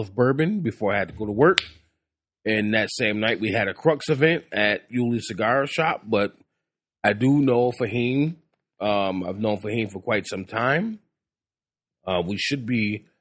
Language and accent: English; Racine, Wisconsin, United States; my hometown is Racine, Wisconsin